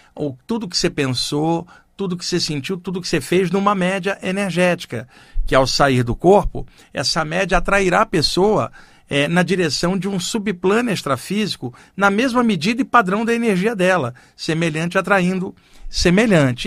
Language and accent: Portuguese; Rio de Janeiro, Brazil; now in São Paulo, Brazil; eu cresci no Rio de Janeiro, eu estou aqui em São Paulo há 30 anos